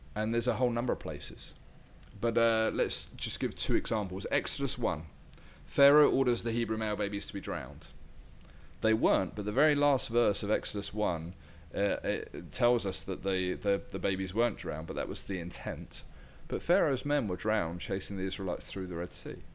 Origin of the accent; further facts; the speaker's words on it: United Kingdom; my home country